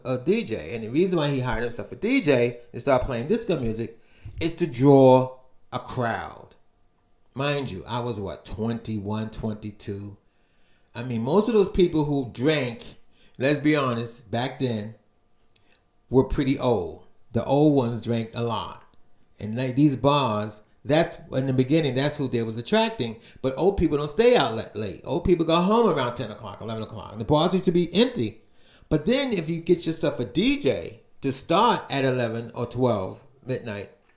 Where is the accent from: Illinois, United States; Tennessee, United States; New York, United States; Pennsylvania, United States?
New York, United States; New York City; I was born and raised in Brooklyn.